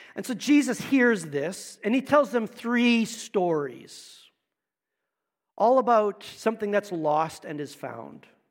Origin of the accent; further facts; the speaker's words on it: Manitoba, Canada; also born or lived in Niverville, Manitoba; We started in Manitoba, lived in Niverville. I, my, all my family's from Manitoba